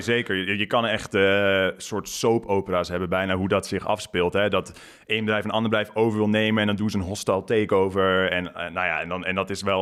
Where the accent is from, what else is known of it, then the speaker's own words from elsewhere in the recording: near Gouda, South Holland, Netherlands; moved away as an adult; also born or lived in London; bij Gouda in de buurt